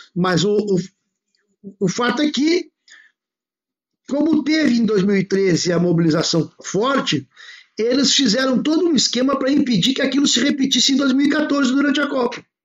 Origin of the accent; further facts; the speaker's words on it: Porto Alegre, Rio Grande do Sul, Brazil; eu sou de Porto Alegre